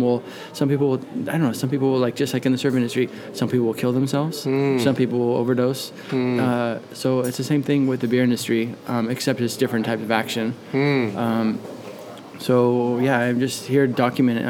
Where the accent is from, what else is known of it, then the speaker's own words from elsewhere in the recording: Southern California, United States; moved away as an adult; now in Sweden; I grew up in Southern California